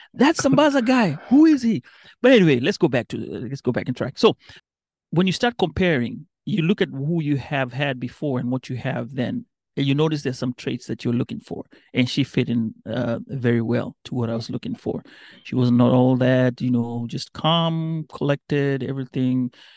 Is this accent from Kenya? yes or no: yes; Mombasa, Mombasa County, Kenya; first language Kambe; English is a second language; moved away as an adult; now in United States; I grew up in a nice small town called Mombasa